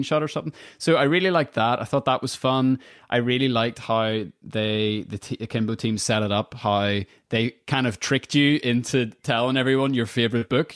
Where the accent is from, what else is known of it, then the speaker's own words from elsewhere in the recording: Northern Ireland, United Kingdom; I'm from Northern Ireland